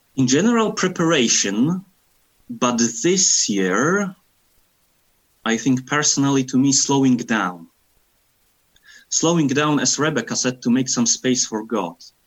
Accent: Poland; now in Scotland, United Kingdom; I am from Poland and currently living in Scotland.

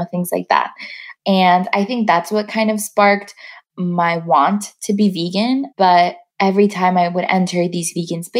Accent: New York City, New York, United States; moved away as an adult; now in Los Angeles, United States; growing up in Queens, I grew up mostly closer to the airport

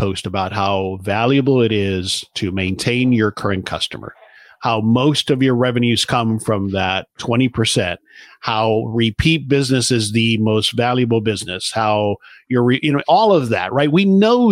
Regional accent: South Florida, United States; I grew up in South Florida

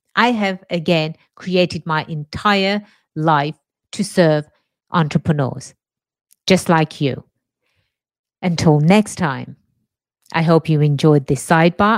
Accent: England, United Kingdom; moved away as an adult; now in United States; born and raised in England, migrated to the States about, ooh, 23 years or so ago. America is my home now

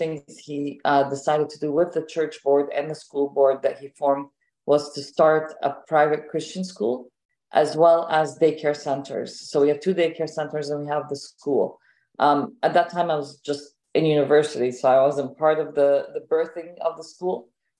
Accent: Ontario, Canada; also born or lived in Egypt / Seattle; So I grew here. I came when I was 10 and I've been here since. Grew up, went to school here, elementary, middle school, high school, university. Got married here

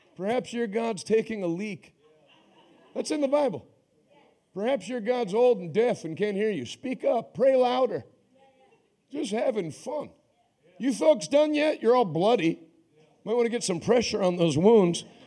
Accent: United States; I'm an American.

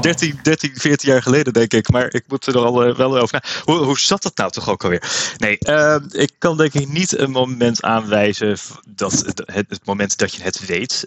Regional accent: Woudenberg, Utrecht, Netherlands; also born or lived in Amersfoort; ik kom zelf uit Woudenberg, eh, ben opgegroeid in de toenmalige Nederlands hervormde kerk toen nog.

